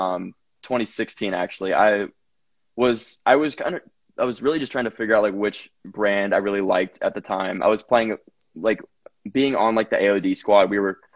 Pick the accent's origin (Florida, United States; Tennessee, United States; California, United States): Tennessee, United States; Franklin; also born or lived in Alabama; I'm in Franklin, Tennessee right now. I'm actually back home from school